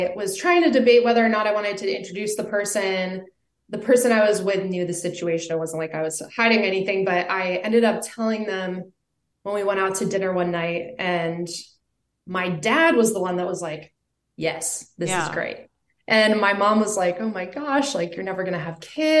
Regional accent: Vermont, United States; moved away as an adult; also born or lived in Colorado; I grew up in Vermont in a really small town.

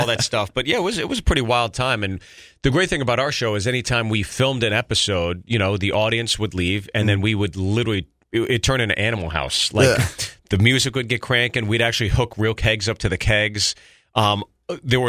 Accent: Pittsburgh, Pennsylvania, United States; now in Los Angeles, United States; Pittsburgh really is always going to be my hometown

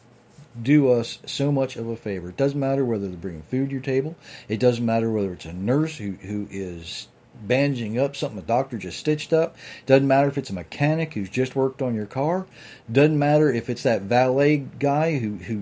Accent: United States; I'm from Sussex County, so that's my license to speak bad English

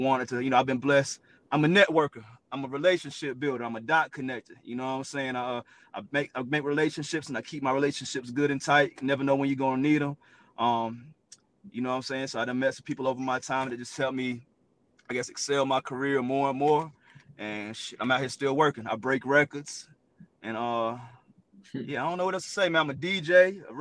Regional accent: High Point, North Carolina, United States; I'm from the Carolinas, 336 High Point to be exact

